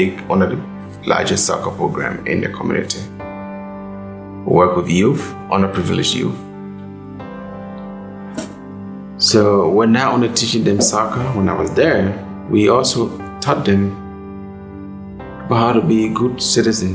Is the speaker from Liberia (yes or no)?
yes; Liberia; moved away as an adult; now in United States; I'm originally from Liberia. I came here in 2000